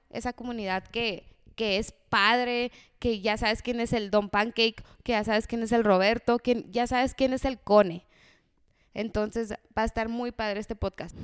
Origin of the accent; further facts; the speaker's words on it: Mexico; como buen mexicano